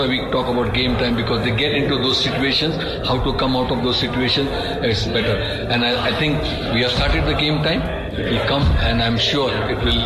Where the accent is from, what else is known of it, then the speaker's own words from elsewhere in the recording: India; I come from India